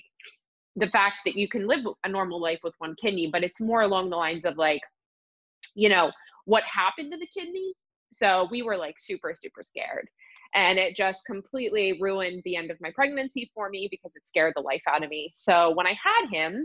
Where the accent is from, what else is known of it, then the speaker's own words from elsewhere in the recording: Pittsburgh, Pennsylvania, United States; I am from Pittsburgh, PA